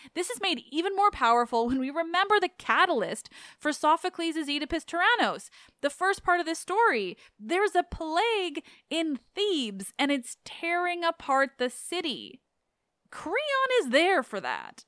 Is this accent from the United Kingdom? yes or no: no; Canada; I'm Canadian